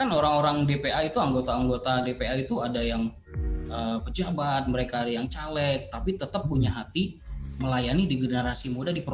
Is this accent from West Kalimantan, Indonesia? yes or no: yes; Pontianak, West Kalimantan, Indonesia; also born or lived in Jakarta; now in Sintang, Indonesia; saya orang Batak. Tapi saya lahir besar di Pontianak, sebagian juga besar di Jakarta